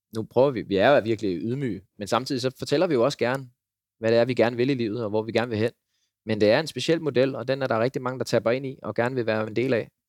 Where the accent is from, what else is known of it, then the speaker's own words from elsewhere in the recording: Denmark; moved away as an adult; also born or lived in Uganda; hjemme i Danmark